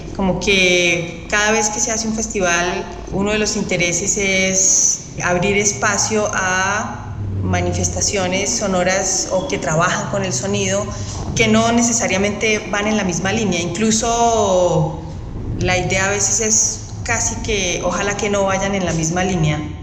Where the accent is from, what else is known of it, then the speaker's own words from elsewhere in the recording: Colombia; soy compositora colombiana